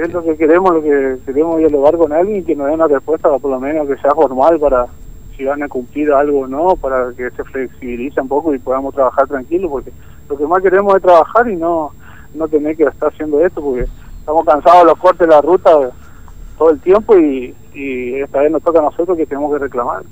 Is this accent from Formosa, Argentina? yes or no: yes; Potrero Norte, Formosa, Argentina; Yo soy de Potrero Norte.